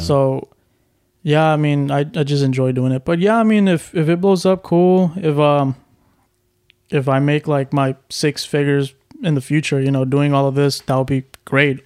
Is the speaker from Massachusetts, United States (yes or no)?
no; Houston, Texas, United States; I'm from Houston